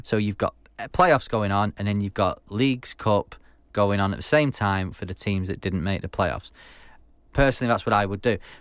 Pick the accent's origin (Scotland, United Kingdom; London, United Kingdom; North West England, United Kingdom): North West England, United Kingdom; Manchester; from Manchester, twenty-nine years old.